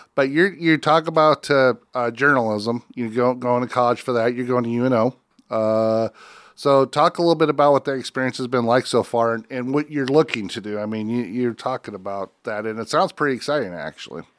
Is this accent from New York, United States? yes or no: no; Northwest Iowa, United States; I grew up in Northwest Iowa